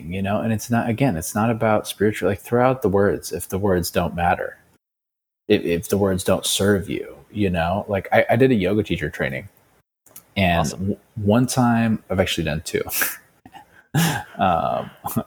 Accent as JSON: {"language": "English", "region": "New Mexico", "country": "United States", "also_born_or_lived": "Bali", "moved": "yes", "said": "I'm from New Mexico, man. So it's like, I just know my roots"}